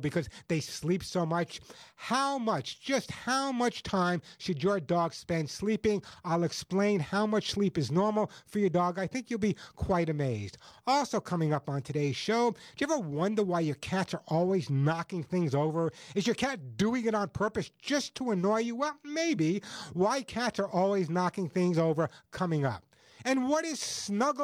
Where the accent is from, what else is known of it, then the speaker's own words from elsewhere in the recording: Long Island, New York, United States; as a kid growing up on Long Island, I grew up in a relatively poor family